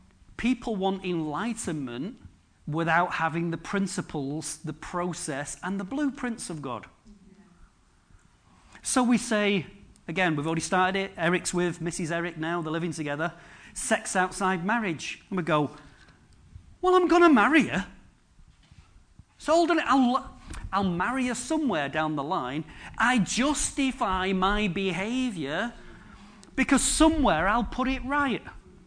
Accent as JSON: {"language": "English", "town": "Droylsden", "region": "North West England", "country": "United Kingdom", "tie": "born there", "said": "I was born in Drawlsden. What did I get for my legacy? What did I get? Wilkinson's and a big Tesco."}